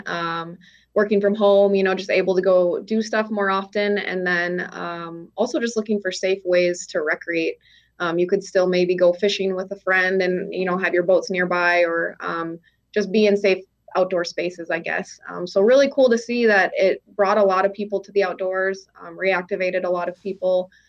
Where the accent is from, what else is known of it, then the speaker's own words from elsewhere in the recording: Minneapolis, Minnesota, United States; moved away as an adult; also born or lived in Crookston, Minnesota; now in North Dakota, United States; I am originally from Minnesota, from the Twin Cities, um, but grew up just spending a lot of time um, going up north